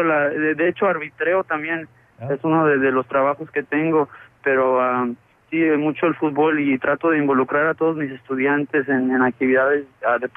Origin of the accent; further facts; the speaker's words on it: Mexico; now in Chicago, United States; antes yo pensaba muy diferente y yo mexicano y, quería regresar a mi tierra, pero ah, después ya como están las cosas allá, no, mucha de mi familia ya vive acá